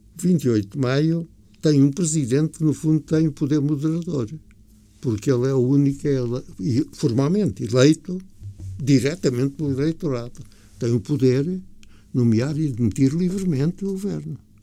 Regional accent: Portugal; não me senti orgulhoso como português

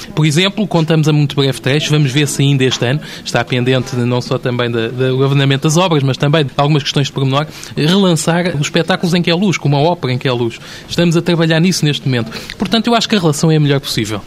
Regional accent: Sintra, Lisbon, Portugal; tenho amor muito grande por Sintra, é a minha terra

